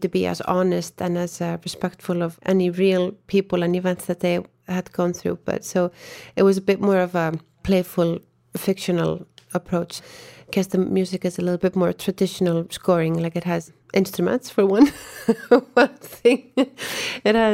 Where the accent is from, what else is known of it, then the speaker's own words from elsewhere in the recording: Iceland; moved away as an adult; now in Berlin, Germany; I am from Iceland